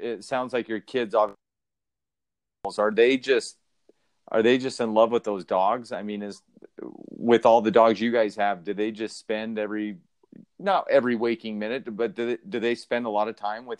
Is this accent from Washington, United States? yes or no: no; Sandy, Utah, United States; born and raised in Sandy